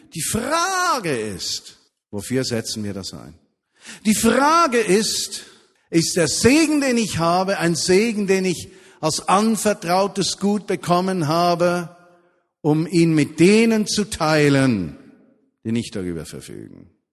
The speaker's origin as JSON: {"language": "German", "country": "Switzerland", "said": "bei uns in der Schweiz"}